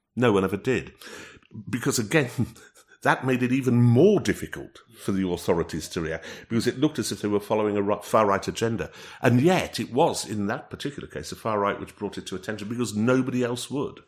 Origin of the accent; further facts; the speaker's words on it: North East England, United Kingdom; moved away; when I'm up in the northeast of England in uh, in my hometown